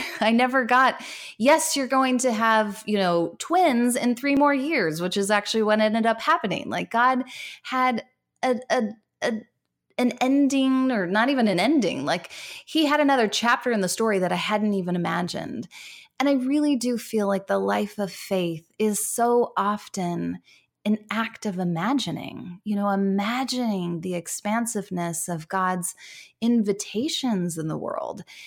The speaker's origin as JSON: {"language": "English", "country": "United States", "moved": "as an adult", "lives_now": "Canada", "said": "I am American living in Can-, an American living in Canada, um, but I have lived here for eight years"}